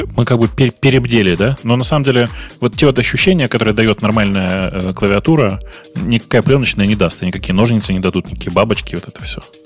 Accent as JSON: {"language": "Russian", "country": "Russia", "moved": "yes", "lives_now": "Kyiv, Ukraine", "said": "Я россиянин, я нахожусь в Киеве"}